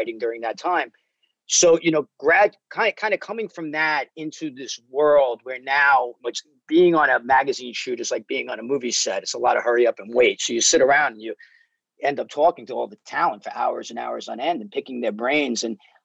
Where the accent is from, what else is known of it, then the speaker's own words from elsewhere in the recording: New York City, New York, United States; now in Los Angeles, United States; I grew up in New York like you did, Brooklyn and Staten Island